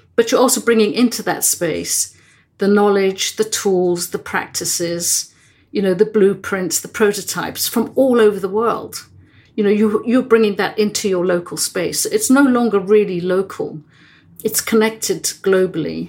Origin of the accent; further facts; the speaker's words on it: England, United Kingdom; also born or lived in Netherlands; when I was three years old, I emigrated from Holland um, and moved to England with my family.